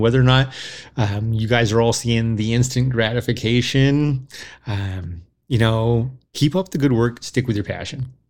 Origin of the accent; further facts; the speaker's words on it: United States; We're American.